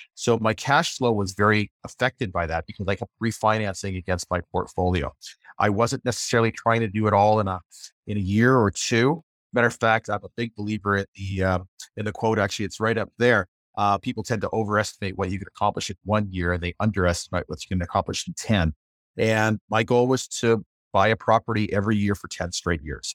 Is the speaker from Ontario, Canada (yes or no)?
yes; Windsor, Ontario, Canada; moved away as an adult; I grew up in the Windsor, Ontario area